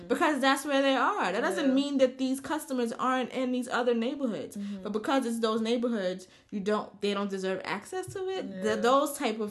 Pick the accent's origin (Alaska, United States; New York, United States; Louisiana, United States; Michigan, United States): New York, United States; New York City; me being a New Yorker